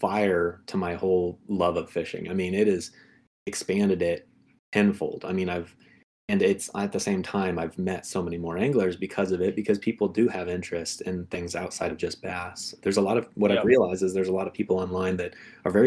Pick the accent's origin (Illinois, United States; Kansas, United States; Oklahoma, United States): Kansas, United States; Northeast; moved away as an adult; now in Michigan, United States; I grew up in Northeast Kansas